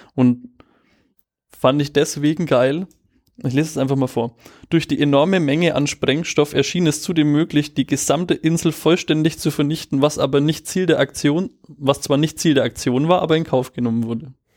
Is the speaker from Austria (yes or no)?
no; Germany; als Deutscher